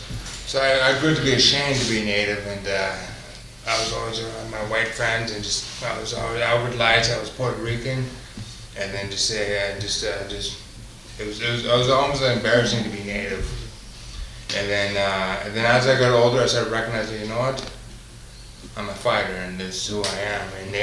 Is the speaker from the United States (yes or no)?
no; Pupikasis Reserve, Saskatchewan, Canada; I'm a Cree native from Saskatchewan. I'm from the Pupikasis Reserve, and I don't know much about my past or my history, but I'm learning more.